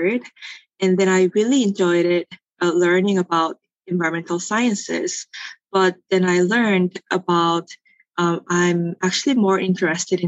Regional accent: South Korea; moved away as an adult; now in Los Angeles, United States; I grew up in Korea, and then I went to undergraduate in Korea too

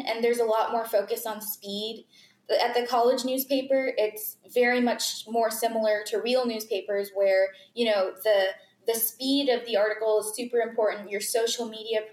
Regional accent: McKinney, Texas, United States; also born or lived in Florida; I was basically raised in McKinney. I was born in Florida, but my family moved here when I was like 9 months old.

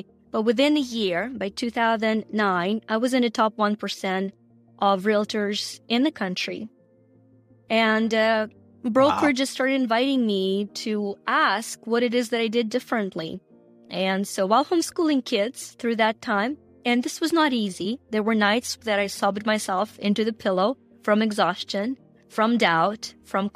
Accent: Ukraine; moved away

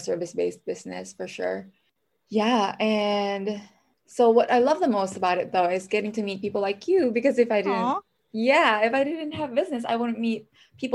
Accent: Philippines; moved away as an adult; now in Minnesota, United States; I'm an immigrant, so I'm from the Philippines

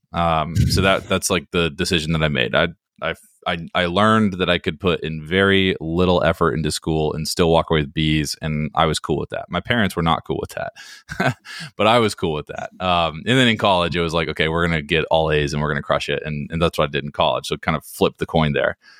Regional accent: Hickory, North Carolina, United States; moved away as an adult; also born or lived in Washington, D.C. / Greenville, North Carolina; now in Raleigh, United States; I'm from Hickory, North Carolina, which is a really small town in North Carolina.

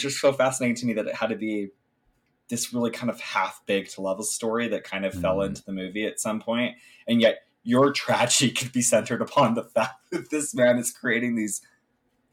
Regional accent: United States; I'm an American

